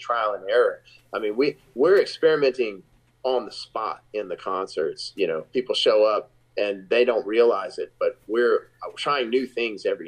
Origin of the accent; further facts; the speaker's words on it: Shreveport, Louisiana, United States; the very first show of the tour in my hometown in Shreveport, Louisiana